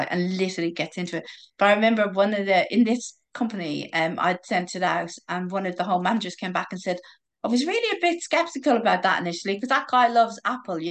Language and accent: English; Ireland; I'm Irish